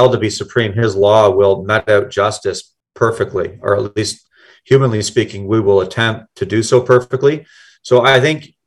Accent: Canada

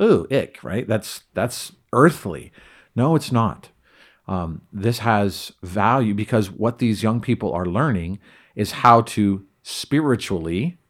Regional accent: California, United States; now in Idaho, United States; very different from where I grew up in Southern California, in concrete jungle, subdivisionville, everything.

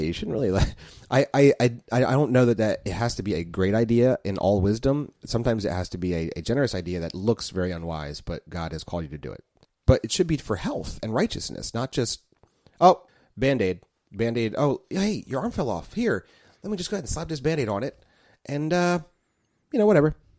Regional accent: United States; as an American myself here as a taxpaying citizen

